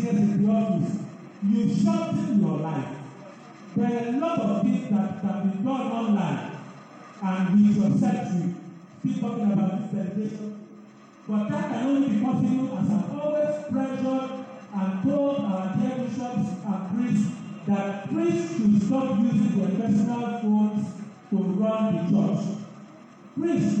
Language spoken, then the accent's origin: English; Lagos, Nigeria; I was born in Lagos, baptized in Lagos, first communion in Lagos, confirmation in Lagos, ordained in Lagos, worked in Lagos